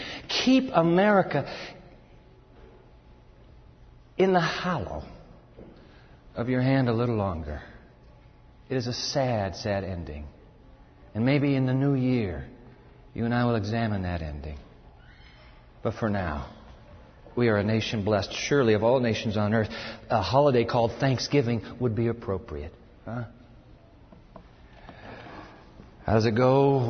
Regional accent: Japan; born there; I was born in Japan, so I'm an American kid, but grew up overseas.

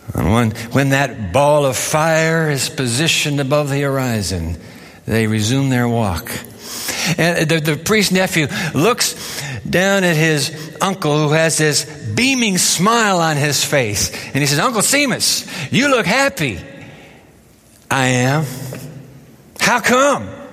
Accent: Japan; I grew up in Japan

